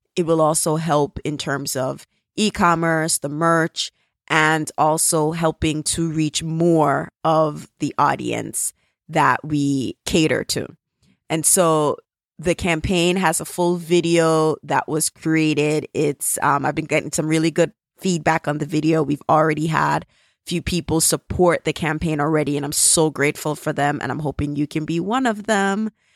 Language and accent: English; Jamaica; accent: Jamaican; my Jamaican accent